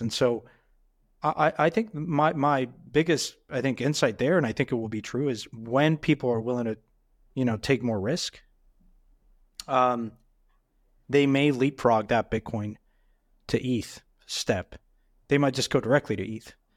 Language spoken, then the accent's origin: English; Mexico; moved away; I grew up in Mexico